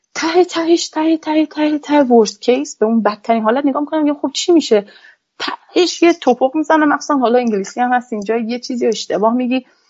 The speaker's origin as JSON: {"language": "Persian", "country": "Iran", "moved": "as an adult", "lives_now": "Canada", "said": "یک خانم فنی هستم از ایران اومدم"}